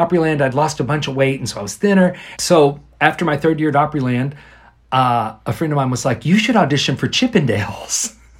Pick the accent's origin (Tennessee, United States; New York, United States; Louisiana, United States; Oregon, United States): Tennessee, United States; outside of Nashville, Middle; moved away as an adult; also born or lived in Central Florida; I'm from Middle Tennessee outside of Nashville is where I was born. And raised Middle West Tennessee